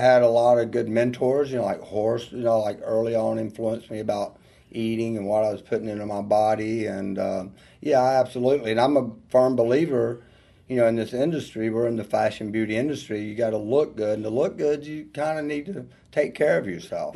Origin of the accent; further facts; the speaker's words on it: North Georgia, United States; also born or lived in Atlanta, Georgia; I grew up in North Georgia, you know, and uh, out in the country, actually. I'm definitely a country boy. You can hear from the accent